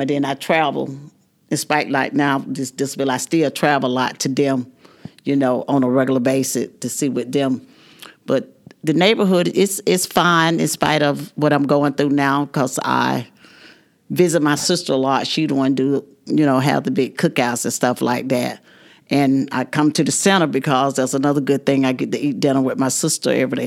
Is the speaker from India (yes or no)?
no; Dawson, Georgia, United States; I was from Dawson